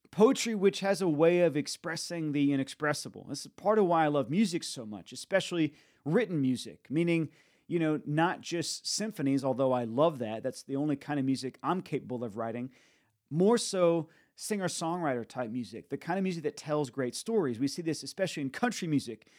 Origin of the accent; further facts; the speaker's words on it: United States; also born or lived in Nashville, Tennessee; now in Tampa, United States; I see it in myself as an American